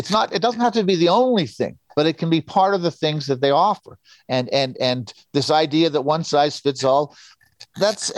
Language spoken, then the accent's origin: English; Montreal, Quebec, Canada; I was like 10 years old growing up in Montreal